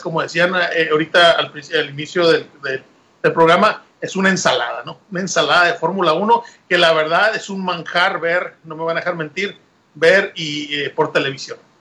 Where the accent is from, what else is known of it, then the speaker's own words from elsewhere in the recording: Mexico; como mexicano